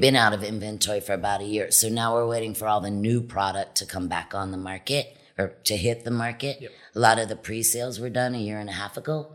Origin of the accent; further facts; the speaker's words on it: Wildwood, New Jersey, United States; moved away as an adult; also born or lived in Wilmington, Delaware / California; now in Cabo San Lucas, Mexico; Originally, I was from the East Coast, New yeah. Jersey, a little island, Wildwood, New Jersey. I was born in Wilmington, Delaware, and then had a family business in New Jersey.